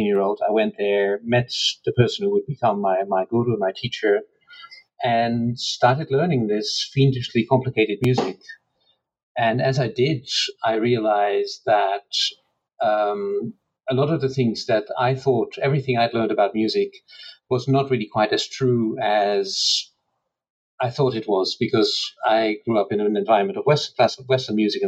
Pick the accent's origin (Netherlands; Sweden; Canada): Netherlands; So I grew up in the Netherlands.